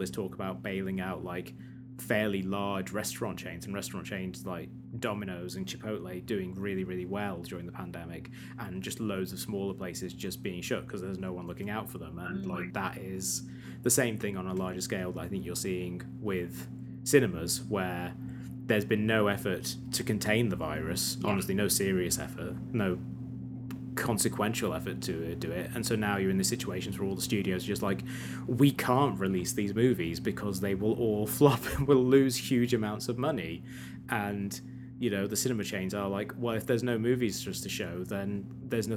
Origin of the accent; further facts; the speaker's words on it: United States; I speak as an American.